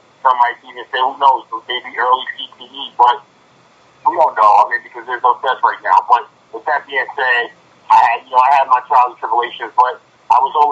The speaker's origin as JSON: {"language": "English", "town": "New York City", "region": "New York", "country": "United States", "tie": "born or raised there", "said": "I grew up in Brooklyn."}